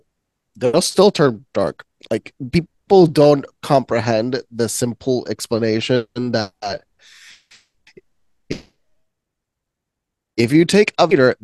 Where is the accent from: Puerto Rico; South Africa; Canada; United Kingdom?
Puerto Rico; moved away; I come from Puerto Rico.